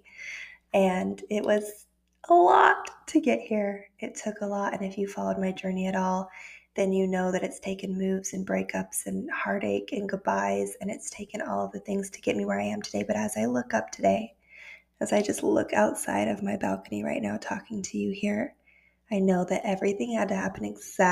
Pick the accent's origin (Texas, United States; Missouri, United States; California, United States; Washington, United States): Texas, United States; Austin; moved away as an adult; also born or lived in Denver, Colorado; Austin for me is where I grew up.